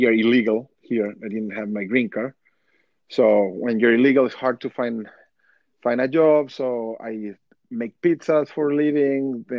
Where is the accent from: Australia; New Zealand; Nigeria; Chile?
Chile; moved away as an adult; now in United States; I grew up in Chile.